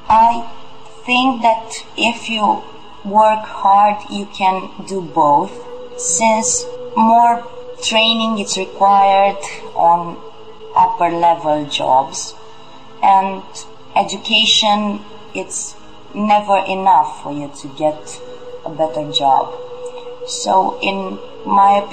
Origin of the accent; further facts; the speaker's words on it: Romania; I'm 26 years old. I'm from Romania.